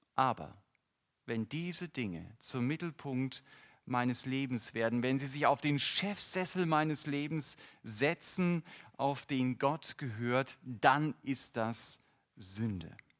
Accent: North German coast, Northern Germany, Germany; Ich bin an der norddeutschen Küste groß geworden

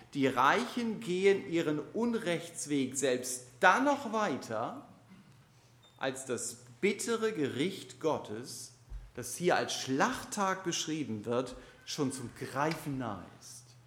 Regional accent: Germany; als Deutsche sind wir

